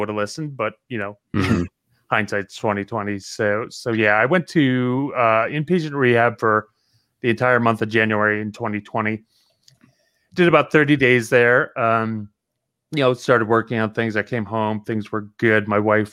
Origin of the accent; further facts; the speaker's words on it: New Jersey, United States; Growing up in Jersey, you learn kind of a lot as a kid in Jersey.